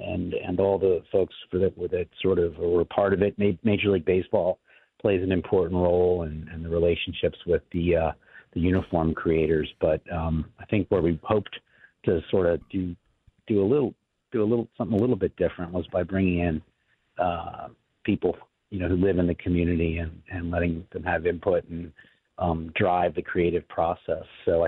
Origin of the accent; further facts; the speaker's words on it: Baltimore, Maryland, United States; we have growing up in Baltimore, ethnic festivals and the tradition of the neighborhoods